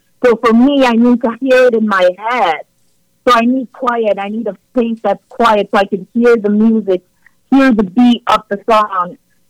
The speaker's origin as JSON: {"language": "English", "country": "Canada", "said": "It's awesome being Canadian. It's awesome being a Canadian, and I'm proud to be, you know, a part of this country"}